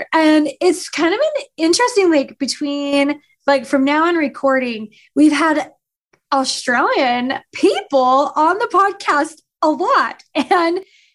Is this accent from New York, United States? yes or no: no; Utah, United States; accent: Utah; my Utah accent